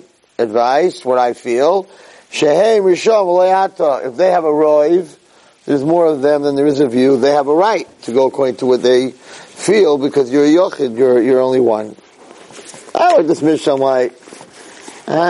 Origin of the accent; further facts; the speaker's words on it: United States; now in Israel; I'm an American